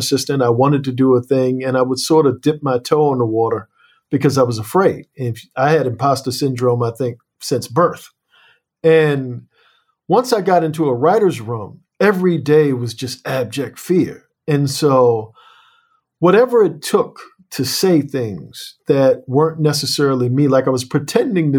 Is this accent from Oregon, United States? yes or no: no; Annapolis, Maryland, United States; I come from Annapolis, Maryland, and Annapolis is a slave port